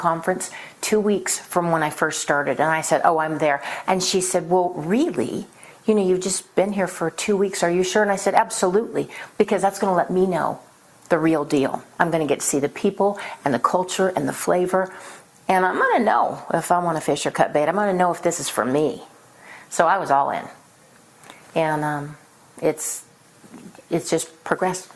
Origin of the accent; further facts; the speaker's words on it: Reno, Nevada, United States; I grew up in Reno, Nevada, and I went to Oregon State for a couple years.